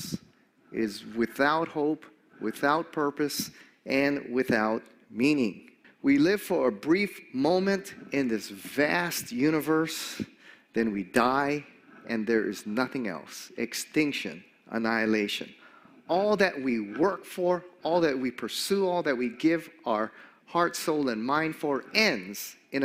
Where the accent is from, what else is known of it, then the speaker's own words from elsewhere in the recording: Hawaii, United States; I grew up here in Hawaii in a Japanese-American home